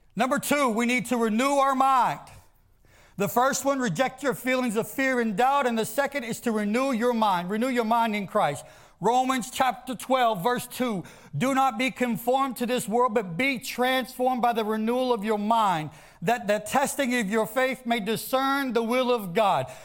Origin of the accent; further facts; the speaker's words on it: the South, United States; I grew up in the South. I grew up in ag-, agriculture farms